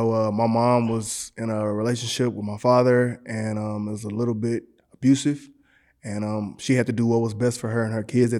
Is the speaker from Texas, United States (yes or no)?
yes; Galveston, Texas, United States; also born or lived in Houston, Texas; I was born in Galveston, Texas.